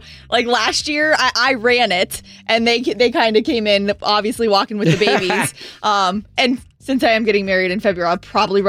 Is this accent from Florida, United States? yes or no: yes; Treasure Island, Florida, United States; That's, like, where I grew up.